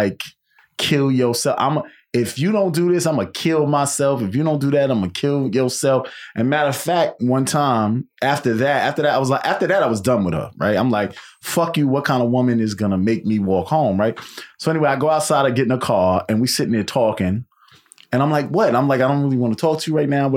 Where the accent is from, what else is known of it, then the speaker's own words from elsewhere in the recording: New York City, New York, United States; I'm from Queens